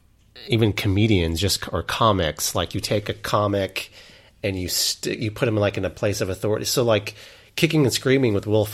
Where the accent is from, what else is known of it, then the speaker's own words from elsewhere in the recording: Altus, Oklahoma, United States; The movie theater from my hometown of Altus, Oklahoma